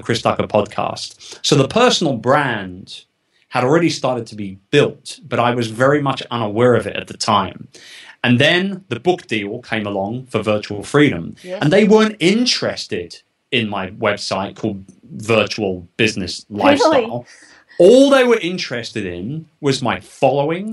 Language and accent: English; United Kingdom; moved away as an adult; now in United States; I'm not American. Yes. I'm a Brit